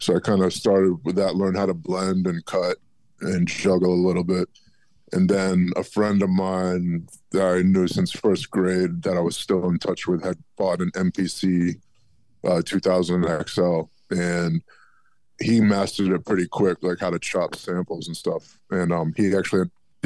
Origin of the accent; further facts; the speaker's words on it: Alexandria, Virginia, United States; moved away as an adult; also born or lived in Jamaica Plain, Boston, Massachusetts / Quincy, Massachusetts; now in Plymouth, United States; I'm actually from Northern Virginia